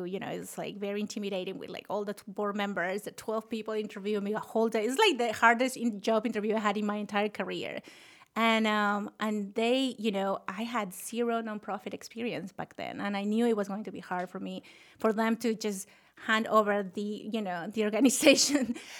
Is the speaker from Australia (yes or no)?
no; Lima, Peru; English is a second language; moved away as an adult; now in United States; Oh, I was one of them. You know, I grew up in Lima, Peru, and moved to this country when I was 21. They're off the thick accent that I can get rid of.